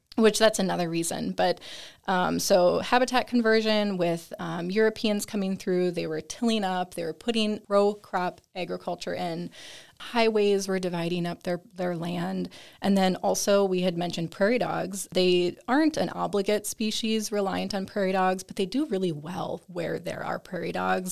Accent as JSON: {"language": "English", "region": "Minnesota", "country": "United States", "also_born_or_lived": "California / Texas / South Dakota", "moved": "as an adult", "lives_now": "Nebraska, United States", "said": "I'm originally from Minnesota"}